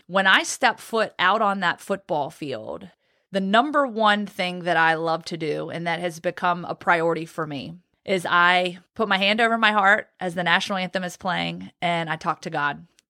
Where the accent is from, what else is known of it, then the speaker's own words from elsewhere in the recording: Roanoke, Virginia, United States; also born or lived in Guantanamo Bay, Cuba; now in Birmingham, United States; I grew up in Roanoke, Virginia